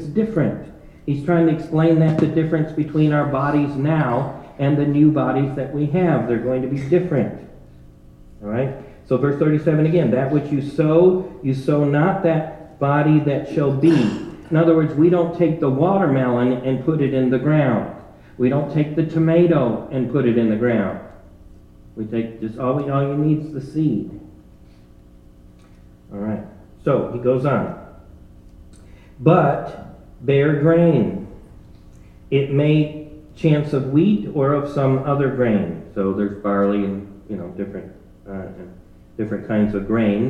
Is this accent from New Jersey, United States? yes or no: no; Ohio, United States; growing up in Ohio, the growing season wasn't long enough to get a watermelon